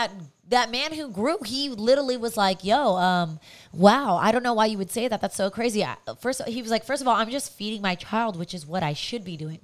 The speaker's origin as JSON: {"language": "English", "region": "California", "country": "United States", "tie": "born or raised there", "said": "That's our hometown."}